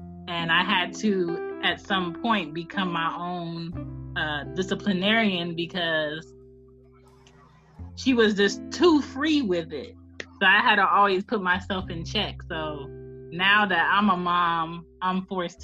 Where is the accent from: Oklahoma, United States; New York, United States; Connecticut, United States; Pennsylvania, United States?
Pennsylvania, United States; Philadelphia; growing up in Philly, you walk blocks to school